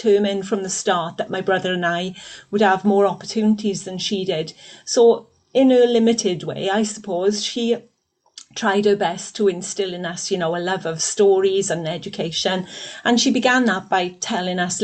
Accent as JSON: {"language": "English", "town": "Aberbargoed", "region": "Wales", "country": "United Kingdom", "tie": "born or raised there", "said": "I was brought up in a industrial Welsh Valleys little village called Aberbargoed"}